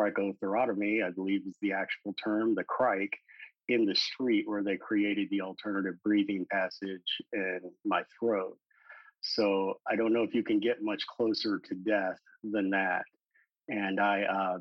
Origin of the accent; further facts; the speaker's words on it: St. Louis, Missouri, United States; also born or lived in High Hill, Missouri; So I grew up my first 10 years of life in St. Louis, Missouri. And then whenever I was in elementary school, my family moved to rural Missouri, a little town called High Hill. And that's where I spent the rest of my school years.